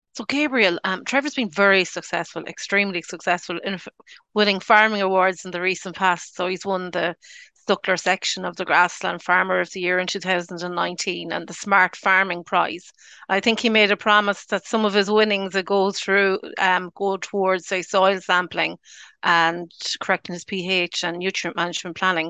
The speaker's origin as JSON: {"language": "English", "area": "Roscommon", "region": "Connacht", "country": "Ireland", "said": "I'm from Roscommon myself"}